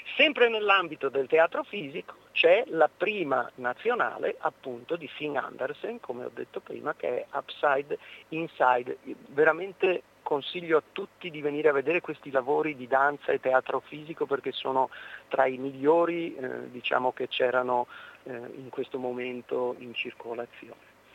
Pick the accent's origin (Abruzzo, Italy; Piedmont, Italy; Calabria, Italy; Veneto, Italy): Veneto, Italy; nostro dialetto, al nostro territorio